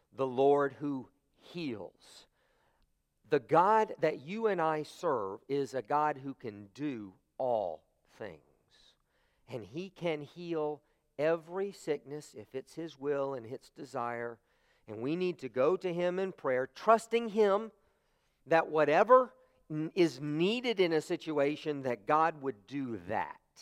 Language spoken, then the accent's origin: English; United States; as American Christians, we say, you know, our faith is, is something personal to us